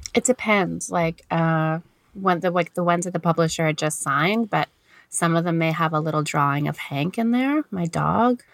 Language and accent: English; Canada; accent: thick Canadian; I'm a Canadian. I probably can tell from my very thick Canadian accent